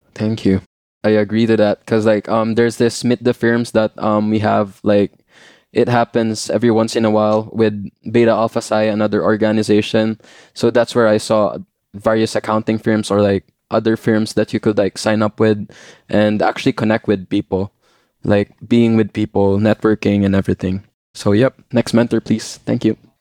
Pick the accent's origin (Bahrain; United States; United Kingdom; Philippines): Philippines; moved away as an adult; I came from the Philippines like last semester, straight from the Philippines.